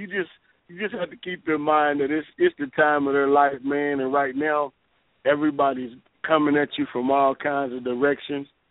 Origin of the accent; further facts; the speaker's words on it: Arkansas, United States; I'm I'm from Arkansas